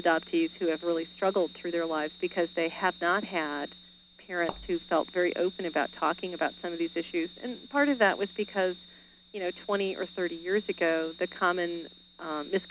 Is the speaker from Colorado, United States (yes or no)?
yes; Colorado, United States; I grew up in Colorado.